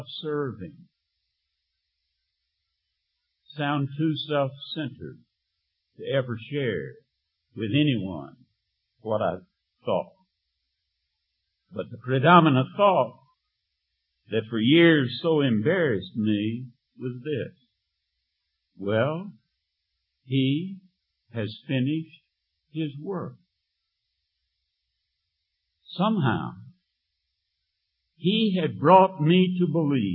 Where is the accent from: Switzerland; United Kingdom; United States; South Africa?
United States; the Bible Belt, the South; When I was 16, as a Methodist in the South in the Bible Belt, in my church